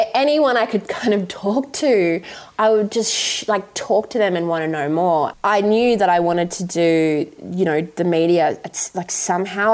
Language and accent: English; Western Australia, Australia; I grew up in West Australia